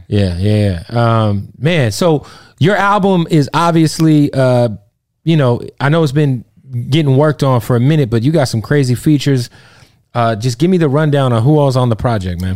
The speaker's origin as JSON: {"language": "English", "town": "Phoenix", "region": "Arizona", "country": "United States", "said": "I'm from Phoenix"}